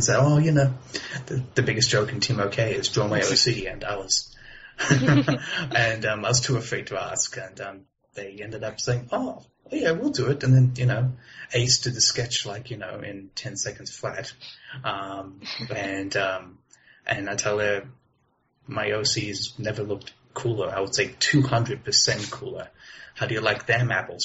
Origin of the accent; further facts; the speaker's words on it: Australia; I was born in Australia